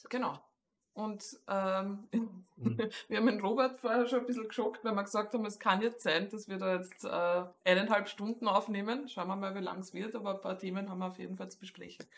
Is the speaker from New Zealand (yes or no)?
no; Austria; accent: Austrian dialect; in den österreichischen heftigsten Dialekt verfalle